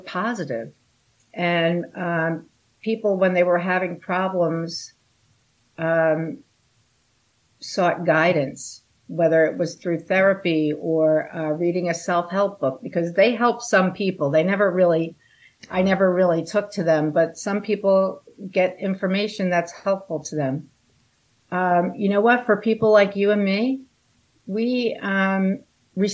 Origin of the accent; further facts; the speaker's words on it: Long Island, South Shore, New York, United States; I grew up on Long Island on the South Shore, which is near the Great South Bay